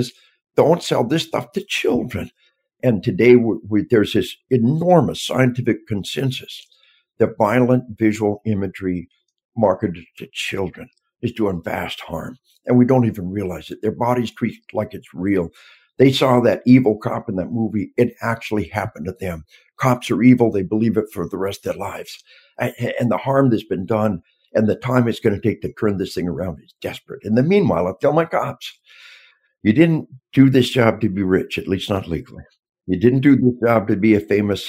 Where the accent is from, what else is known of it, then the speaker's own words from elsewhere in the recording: Arkansas, United States; We are from Arkansas